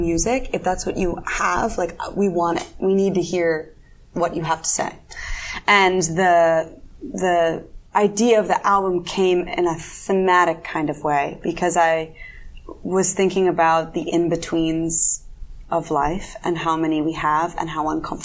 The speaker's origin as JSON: {"language": "English", "country": "United States", "tie": "born or raised there", "moved": "yes", "said": "my hometown, like Washington D.C., Baltimore area"}